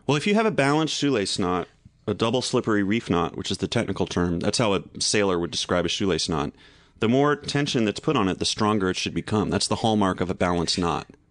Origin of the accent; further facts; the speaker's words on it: North Carolina, United States; moved away; I grew up in North Carolina, and my parents had this big magnolia in the front yard